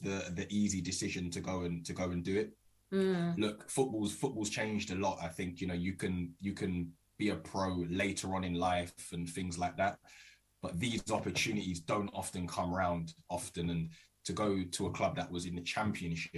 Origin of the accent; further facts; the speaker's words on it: Croydon, London, United Kingdom; I am originally from South London, Croydon. So I played for my local team, Croydon, and was there till the age of 16